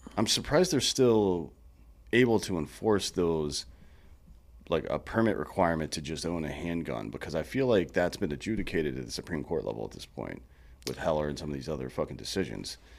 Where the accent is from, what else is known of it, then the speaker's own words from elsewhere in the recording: the Carolinas, United States; now in Texas, United States; I come from the Carolinas, too, so I kinda grew up on that kinda barbecue